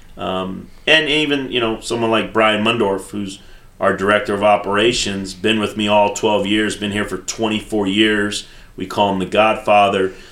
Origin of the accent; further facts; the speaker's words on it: New York, United States; moved away as an adult; also born or lived in the South; I'm I am from New York